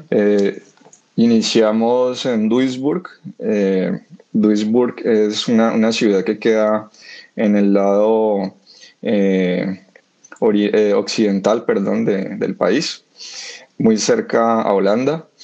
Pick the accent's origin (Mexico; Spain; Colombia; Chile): Colombia; él, y yo somos la cuota colombiana de, la banda.